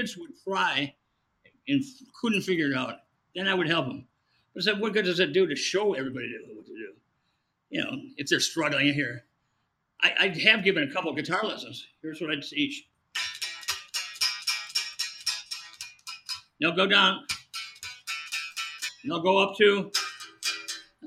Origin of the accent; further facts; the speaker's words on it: Rockford, Illinois, United States; from Rockford